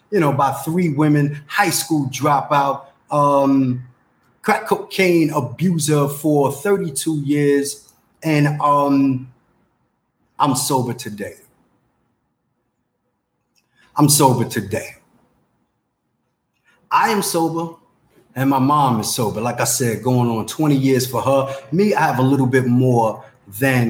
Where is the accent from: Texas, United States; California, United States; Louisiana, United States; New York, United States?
New York, United States; New York City; I'm from the Bronx, New York. I'm an 80s baby.